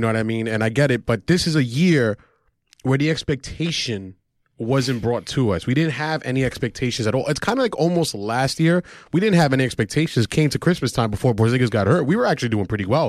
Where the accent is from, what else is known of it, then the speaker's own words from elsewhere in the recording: Argentina; I'm from Argentina